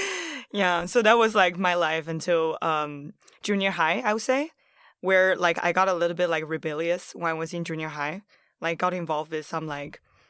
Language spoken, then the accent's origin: English; Japan; also born or lived in Harbin, China; So I'm originally from Harbin, China, and I grew up in Japan.